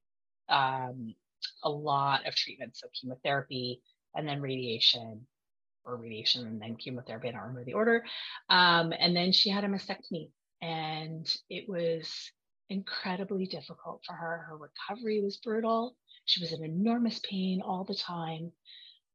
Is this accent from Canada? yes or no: yes; Vancouver, British Columbia, Canada; now in Ottawa, Canada; I am from Ottawa, Ontario, which is the capital of Canada. I didn't grow up here. I'm from Vancouver originally